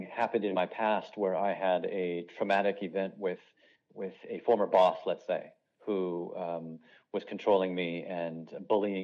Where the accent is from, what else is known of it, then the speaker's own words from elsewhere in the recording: Los Angeles, California, United States; moved away as an adult; also born or lived in Asia; now in Munich, Germany; my home of Los Angeles, California